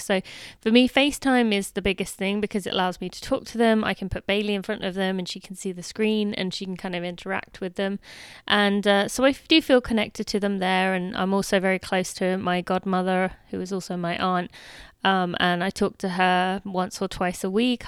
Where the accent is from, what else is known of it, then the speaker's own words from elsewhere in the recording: United Kingdom; now in United States; I am still British